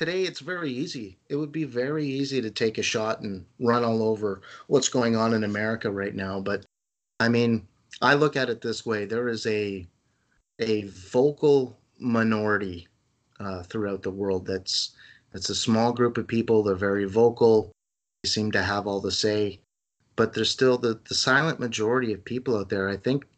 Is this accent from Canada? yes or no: yes; Canada; as a Canadian